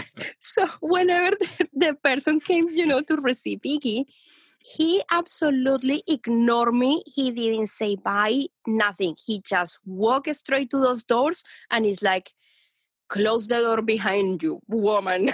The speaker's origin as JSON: {"language": "English", "country": "Colombia", "moved": "yes", "said": "I'm from Colombia"}